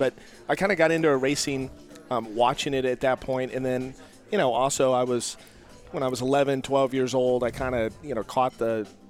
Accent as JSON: {"language": "English", "town": "Sacramento", "region": "California", "country": "United States", "tie": "born there", "also_born_or_lived": "Salt Lake City", "said": "Yeah, I was born in Sacramento. I kind of grew up all over because my dad was with Anheuser-Busch."}